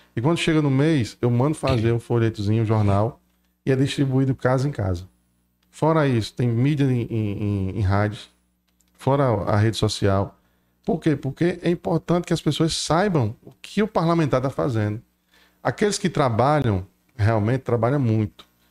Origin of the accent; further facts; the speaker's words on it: Paraíba, Brazil; moved away as an adult; also born or lived in Rio Grande do Norte; now in Crato, Brazil; Vim da Paraíba, nasci no Rio Grande do Norte, mas fui criado na Paraíba e estou há 15 anos aqui no, no nosso Cratinho de Açúcar